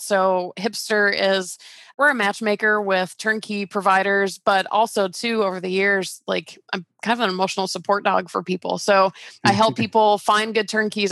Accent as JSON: {"language": "English", "town": "Atlanta", "region": "Georgia", "country": "United States", "tie": "born or raised there", "also_born_or_lived": "California", "moved": "as an adult", "said": "I grew up in Georgia and I started working for that company in Georgia and I took a job transfer for this really cool, like even more dream job version and moved to California"}